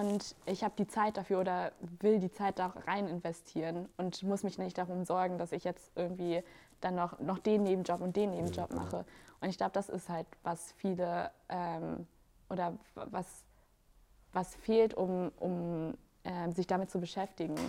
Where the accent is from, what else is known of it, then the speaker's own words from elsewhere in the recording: Germany; ich bin in Deutschland geboren